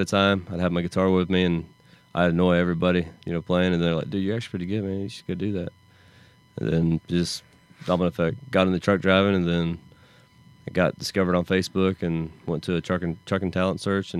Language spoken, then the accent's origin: English; Augusta, Georgia, United States; also born or lived in Los Angeles; Originally from Augusta, Georgia.